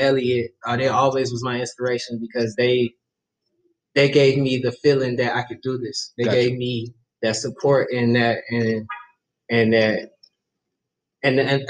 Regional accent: Miami, Florida, United States; moved away; I'm from the Vice City.

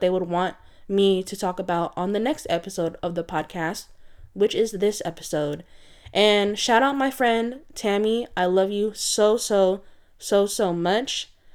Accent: San Francisco Bay Area, California, United States; I am from the San Francisco Bay Area

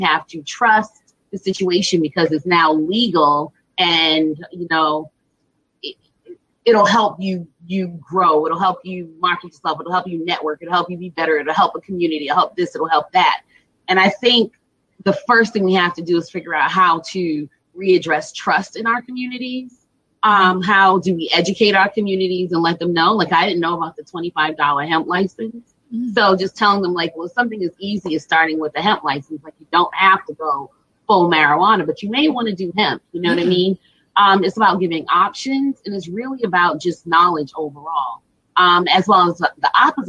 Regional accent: Boston, Massachusetts, United States; growing up in Dorchester and having a West Indian family

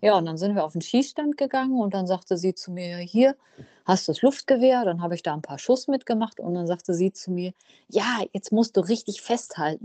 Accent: Münsterland, North Rhine-Westphalia, Germany; Ich komme aus dem Münsterland.

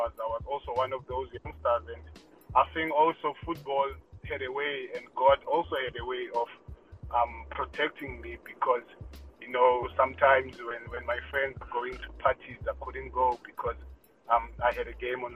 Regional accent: Cape Town, Western Cape, South Africa; growing up in Khayelitsha

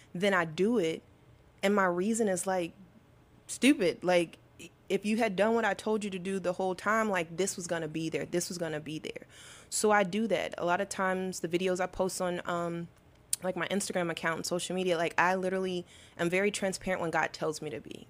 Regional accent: Arkansas, United States; I'm from Arkansas, so I feel like being from the South, everyone goes to church

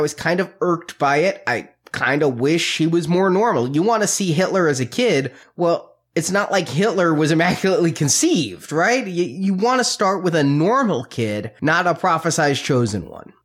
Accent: United States; being raised American and around Christians

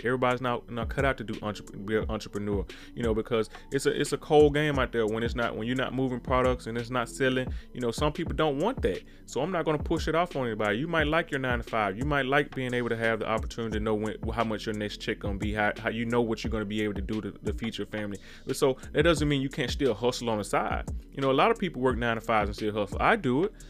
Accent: Mississippi, United States; I come from Mississippi, born and raised.

